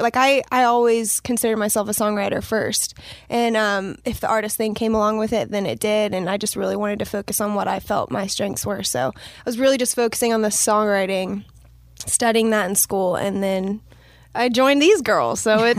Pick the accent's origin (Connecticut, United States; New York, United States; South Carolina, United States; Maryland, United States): South Carolina, United States; Myrtle Beach; moved away as an adult; also born or lived in Florida; now in Nashville, United States; Yeah, so originally from Florida, but I grew up in Myrtle Beach, South Carolina.